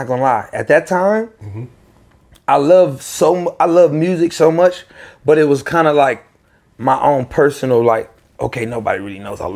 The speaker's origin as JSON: {"language": "English", "region": "Virginia", "country": "United States", "said": "I'm from Virginia"}